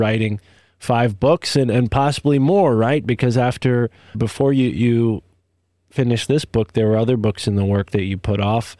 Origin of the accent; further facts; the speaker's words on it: United States; I grew up on Long Island Sound, so not a lot of waves there